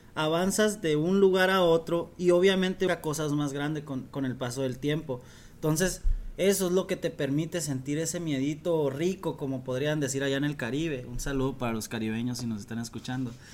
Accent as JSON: {"language": "Spanish", "country": "Mexico", "also_born_or_lived": "Dominican Republic", "moved": "yes", "said": "yo voy como todo mexicano"}